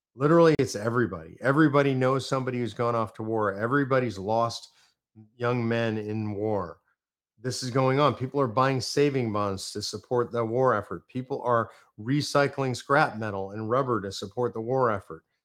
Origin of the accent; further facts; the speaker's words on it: Texas, United States; I'm from Texas